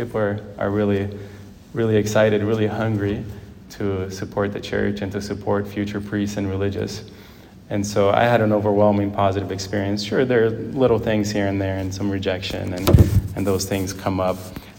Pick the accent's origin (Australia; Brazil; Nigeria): Brazil; also born or lived in Ohio, United States; Growing up in Brazil and then in Ohio, I found a lot of security in friends.